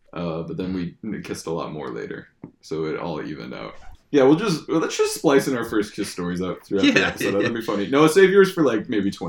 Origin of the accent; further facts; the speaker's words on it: United States; I'm American